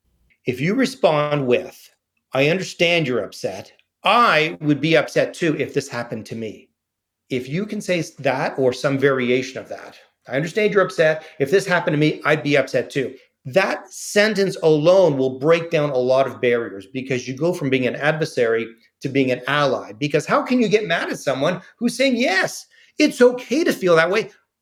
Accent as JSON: {"language": "English", "country": "Canada", "said": "I'm saying thank you because I'm Canadian."}